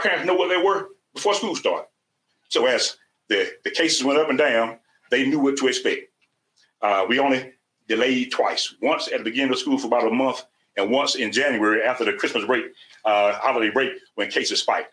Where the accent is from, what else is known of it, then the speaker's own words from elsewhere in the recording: South Georgia, United States; I'm from South Georgia